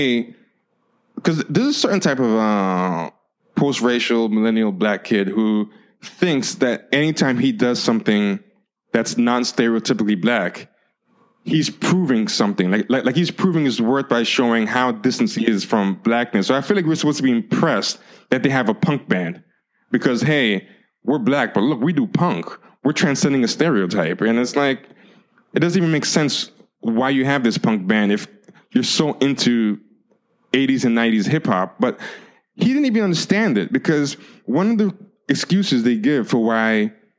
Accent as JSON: {"language": "English", "country": "United States", "tie": "born or raised there", "said": "I'm of Haitian descent, even though I'm born in America, I'm raised as an American"}